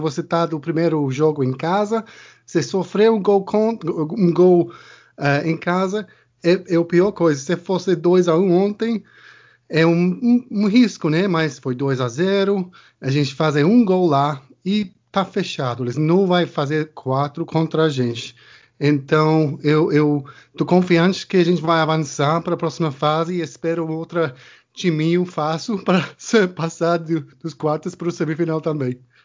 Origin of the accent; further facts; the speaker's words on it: English and Irish, England, United Kingdom; Portuguese is a second language; moved away as an adult; also born or lived in Brazil; now in Jacuípe, Brazil; eu sou britânico, sou inglês e irlandês.